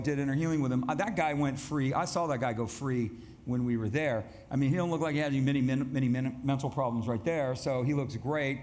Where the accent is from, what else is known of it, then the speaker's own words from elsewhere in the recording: United States; I'm the American guy